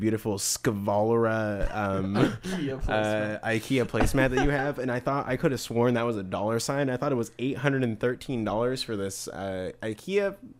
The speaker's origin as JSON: {"language": "English", "town": "Rancho Cucamonga", "region": "California", "country": "United States", "said": "Near where I live. I'm from Rancho Cucamonga, California, by the way."}